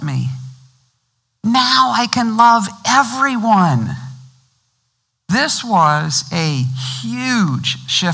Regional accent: Missouri, United States; I grew up in Missouri.

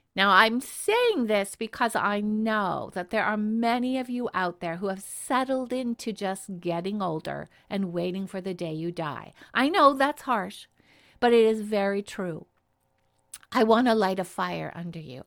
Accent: Canada; I'm Canadian

